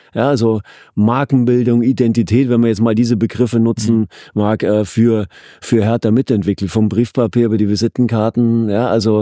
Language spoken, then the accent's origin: German; Bavaria, Germany; now in Berlin, Germany; ich komme aus dem Süden, aus dem, aus dem äußersten Süden, an der, an der Grenze mhm. zu Österreich und Schweiz. Äh, äh, und bin da ja auch groß geworden